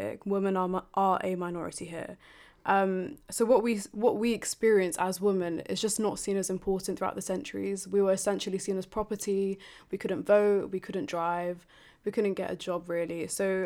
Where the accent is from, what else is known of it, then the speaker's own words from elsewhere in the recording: London, United Kingdom; a coloured female born and raised in London